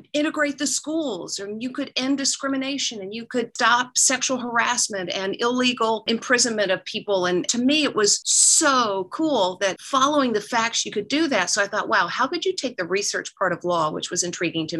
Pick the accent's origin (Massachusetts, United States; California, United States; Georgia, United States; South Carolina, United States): Georgia, United States; I represented my home state of Georgia in the America's Junior Miss Contest